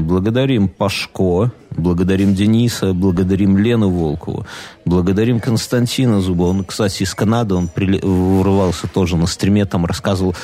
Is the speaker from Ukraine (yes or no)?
no; Belarus; мы, белорусы